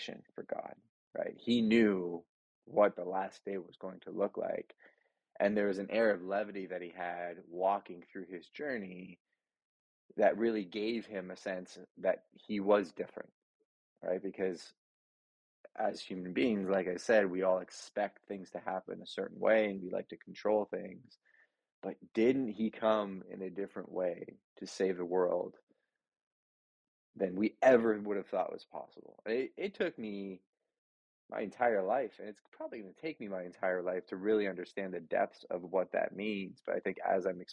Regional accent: Montreal, Quebec, Canada; I grew up Catholic in Montreal, altar boy, good family, hardworking parents

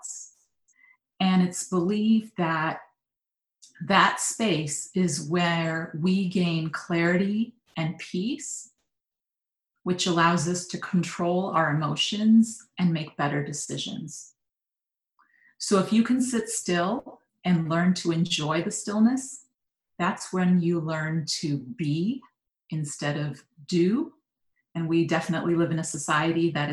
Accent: Michigan, United States; I grew up in Michigan

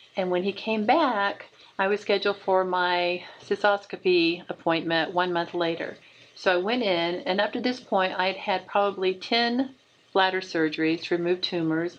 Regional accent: Oklahoma, United States; moved away; also born or lived in Dayton, Ohio; Oklahoma was my home state

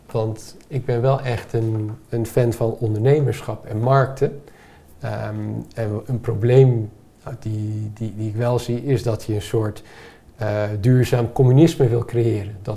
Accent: Mexico; born there; Dus ik ben geboren in Mexico en ik dacht, ja, we hebben hier niet heel veel zon, maar wel heel veel golfslag.

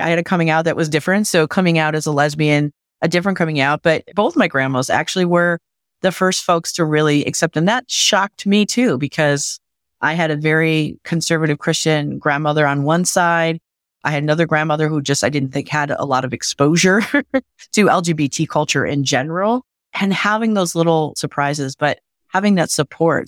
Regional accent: Michigan, United States; my home state of Michigan

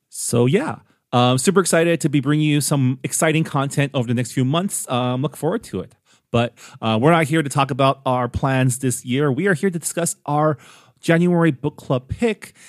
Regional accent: San Gabriel Valley, California, United States; I grew up on the West Coast, specifically the San Gabriel Valley, within an Asian American enclave

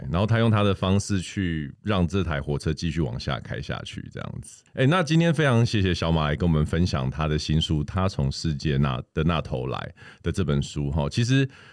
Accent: Taiwan; 我们身为台湾人

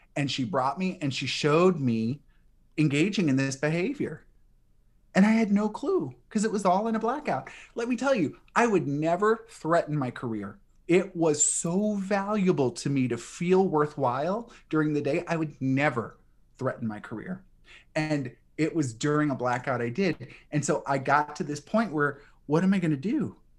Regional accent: New Orleans, Louisiana, United States; I grew up in New Orleans

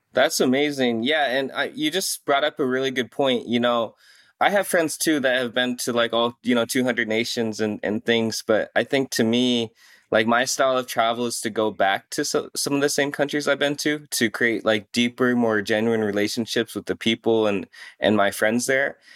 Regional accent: Iowa, United States; also born or lived in South Korea / Des Moines, Iowa; I'm from South Korea, and so we grew up, you know, smack dab in the middle of Iowa

